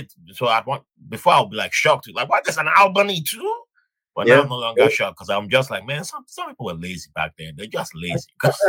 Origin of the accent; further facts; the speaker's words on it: southern Nigeria, Nigeria; also born or lived in Virginia, United States; now in New York, United States; I was born in Nigeria. I'm from the southern part of Nigeria.